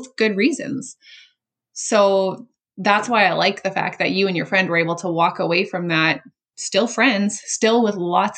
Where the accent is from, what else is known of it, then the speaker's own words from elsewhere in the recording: Canada; I'm Canadian